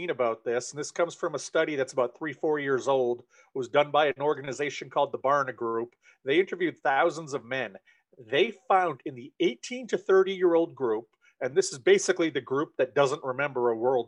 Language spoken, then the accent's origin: English; Maine, United States; I am originally from Maine, still live here. I've spent most of my life here.